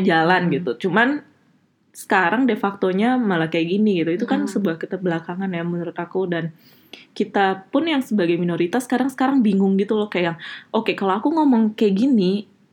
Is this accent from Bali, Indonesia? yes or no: yes; Bali, Indonesia; moved away as an adult; now in Aachen, Germany; aku asli dari Bali agamaku masih agama Hindu